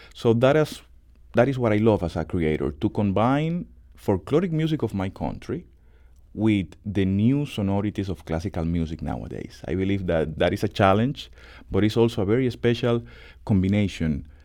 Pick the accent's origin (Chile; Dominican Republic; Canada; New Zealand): Dominican Republic; English is a second language; now in St. Louis, United States; I am from the Dominican Republic